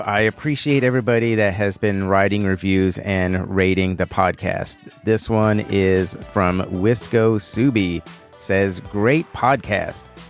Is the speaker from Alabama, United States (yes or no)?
no; Houston, Texas, United States; I am from Houston, born and raised here